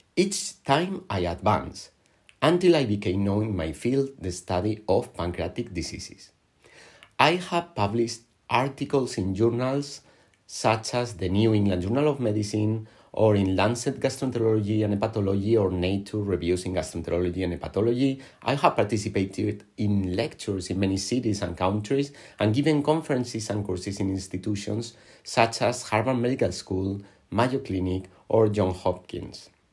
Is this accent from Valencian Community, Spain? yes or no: yes; Alicante, Valencian Community, Spain; I was born in Alicante in, on the Mediterranean coast of Spain